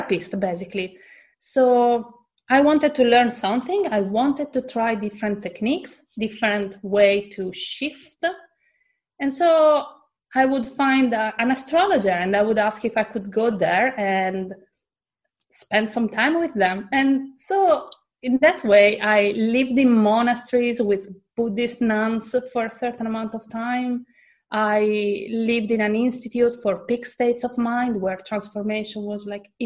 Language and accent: English; Italy; moved away as an adult; also born or lived in Australia; I come from Italy and there, it's not normal to change job